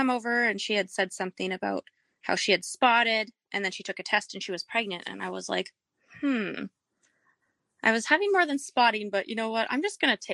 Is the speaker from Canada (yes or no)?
yes; Canada; moved away as an adult; also born or lived in Minnesota, United States; now in Texas, United States; I was born and raised in Canada